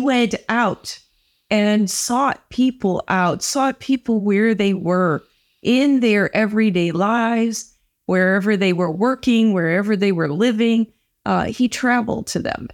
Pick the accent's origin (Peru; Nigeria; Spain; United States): United States; St. Louis, Missouri; now in Culver City, United States; I'm from Saint Louis, Missouri